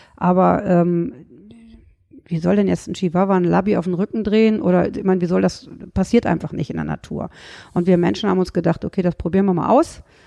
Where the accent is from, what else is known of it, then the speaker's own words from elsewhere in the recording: Rhineland, Germany; Ich komme aus dem Rheinland, wie man jetzt auch wieder hört